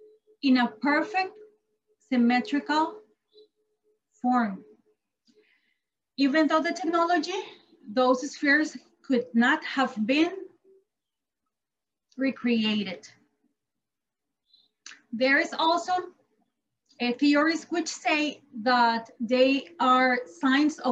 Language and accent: English; Costa Rica; I'm from Costa